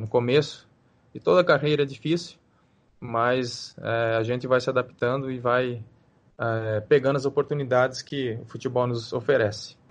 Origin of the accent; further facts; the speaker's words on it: Brazil; moved away as an adult; now in Hong Kong; eu saí do Brasil foi algo muito rápido